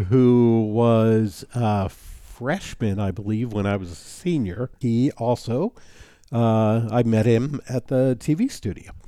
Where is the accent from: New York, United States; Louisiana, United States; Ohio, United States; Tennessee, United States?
New York, United States; New City; my hometown of New City, New York